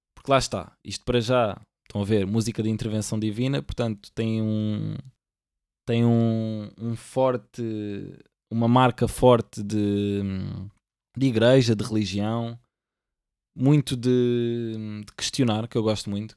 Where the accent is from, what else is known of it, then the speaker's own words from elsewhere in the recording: Lisbon, Portugal; eu aqui sou do Benfica, mas porquê? Porque eu nasci cá